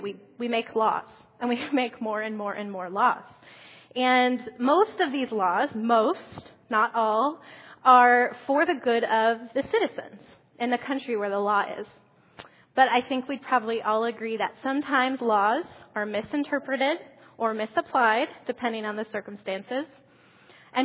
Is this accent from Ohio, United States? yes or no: yes; Columbus, Ohio, United States; moved away; I grew up in Columbus, Ohio